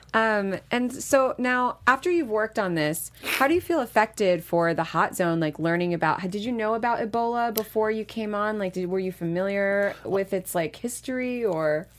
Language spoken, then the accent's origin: English; New York City, New York, United States; I grew up in New York City